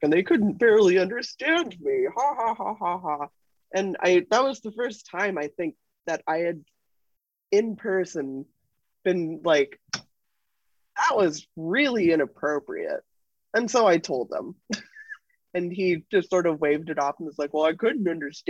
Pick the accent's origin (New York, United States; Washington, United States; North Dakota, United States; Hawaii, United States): Washington, United States; Seattle; I'm from Seattle